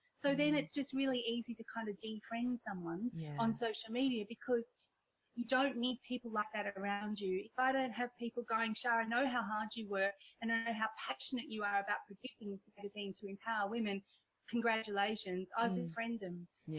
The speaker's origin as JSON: {"language": "English", "country": "India", "tie": "born there", "accent": "Indian", "said": "You know, I'm Indian by birth and I've got my whole my childhood story, which again, we won't have time for. But, you know, when I'm on stage and I crack into my Indian accent"}